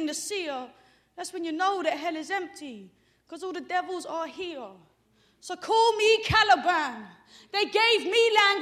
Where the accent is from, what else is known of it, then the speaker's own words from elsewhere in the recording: London, United Kingdom; I'm from London. I'm a long way from home.